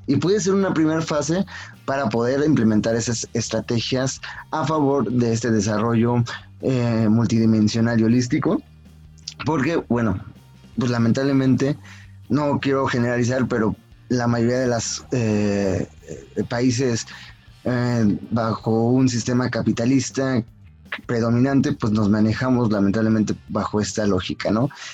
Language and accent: Spanish; Mexico; nosotros como mexicanos